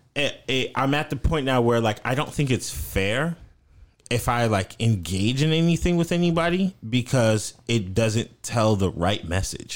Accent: North Florida, United States; accent: country, twangy; I'm from Florida

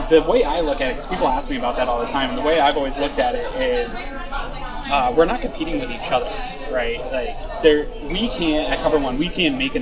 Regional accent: Patriots country, New England, United States; moved away; growing up in Patriots country

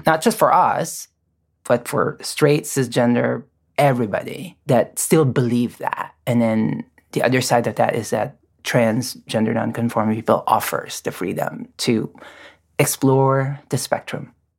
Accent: Philippines; moved away as an adult; now in United States; I'm born and raised in the Philippines

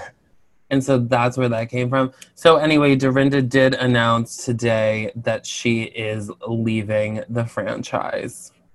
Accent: Albany, New York, United States; I'm from Albany, and my dad worked in Saratoga

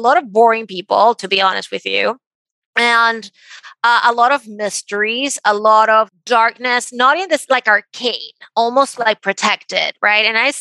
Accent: Venezuela; moved away as an adult; now in United States; I grew up in Venezuela and my parents were very conservative.

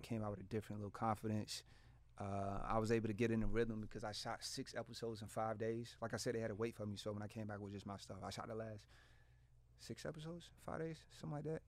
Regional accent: Portsmouth, Virginia, United States; I'm from Portsmouth. Like, this is, this is, I grew up around this

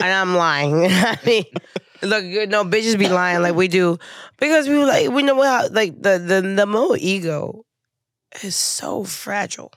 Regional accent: Houston, Texas, United States; I'm from Houston

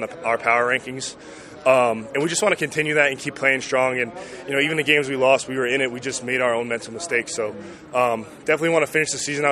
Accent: New Fairfield, Connecticut, United States; my hometown pizza spot, Bruno's Pizza in New Fairfield, Connecticut

